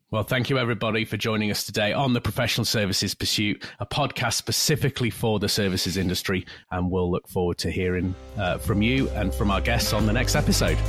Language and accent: English; United Kingdom; moved away as an adult; now in California, United States; from the U K originally. Spent a lot of time over there, of course. Born and raised